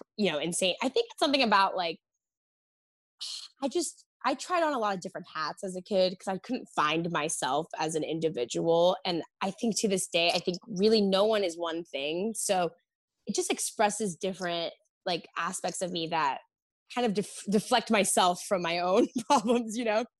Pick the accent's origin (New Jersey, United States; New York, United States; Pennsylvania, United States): New York, United States; growing up in New York